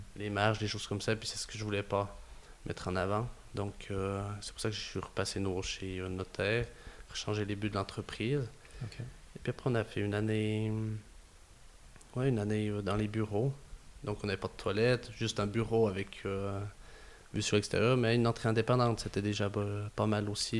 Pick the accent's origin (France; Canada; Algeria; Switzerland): Switzerland; Gruyère, Fribourg; accent: Gruyérien; some say a bit Canadian; un peu une voix gruyérienne, des fois. On me dit que j'ai un accent un peu canadien